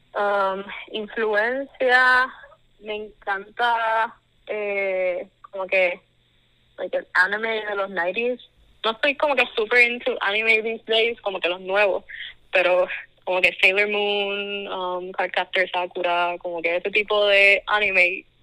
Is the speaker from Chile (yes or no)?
no; Caguas, Puerto Rico; also born or lived in Mayagüez; now in Texas, United States; nací en Mayagüez, pero soy de Cagua